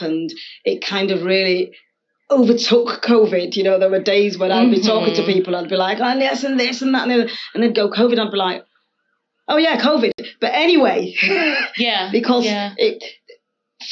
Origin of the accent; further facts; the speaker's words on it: Leeds, Yorkshire and the Humber, United Kingdom; now in Cumbria, United Kingdom; I'm from Leeds in Yorkshire